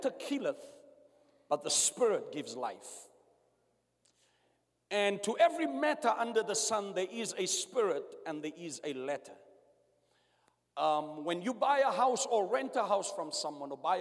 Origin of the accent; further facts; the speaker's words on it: South Africa; I was born under apartheid in South Africa.